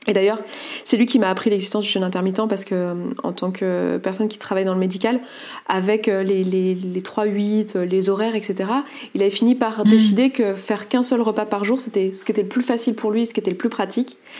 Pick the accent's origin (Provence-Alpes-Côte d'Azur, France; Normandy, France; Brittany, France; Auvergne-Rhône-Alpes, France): Auvergne-Rhône-Alpes, France; Savoie; je suis savoyarde